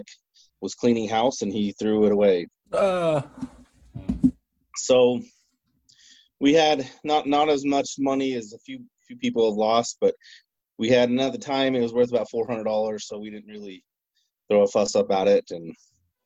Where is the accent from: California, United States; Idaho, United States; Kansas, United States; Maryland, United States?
Idaho, United States; Chubbuck; I'm really originally from Chubbuck, Idaho. Born and raised, grew up in Idaho, lived on a little farm.